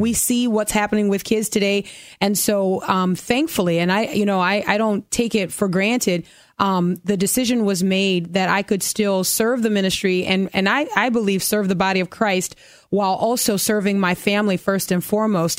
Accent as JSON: {"language": "English", "town": "New Orleans", "region": "Louisiana", "country": "United States", "tie": "born or raised there", "also_born_or_lived": "Dallas, Texas", "said": "My mom left Dallas and moved back to her hometown, New Orleans. And that's where I grew up in a fatherless home"}